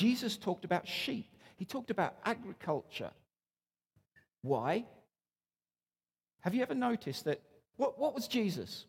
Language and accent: English; Newcastle upon Tyne, North East England, United Kingdom; moved away as an adult; now in Canada